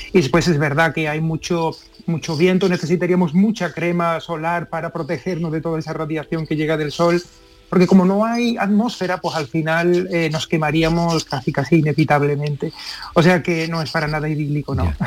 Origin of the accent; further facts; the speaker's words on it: Seville, Andalusia, Spain; soy de Sevilla